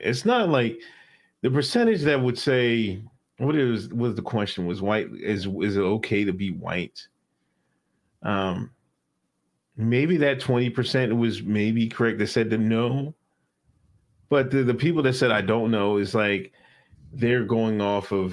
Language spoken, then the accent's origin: English; Exton, Pennsylvania, United States; I grew up in Exton, Pennsylvania.